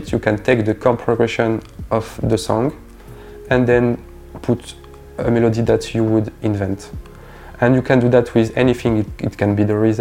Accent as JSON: {"language": "English", "region": "Provence-Alpes-Côte d'Azur", "country": "France", "said": "from Provence"}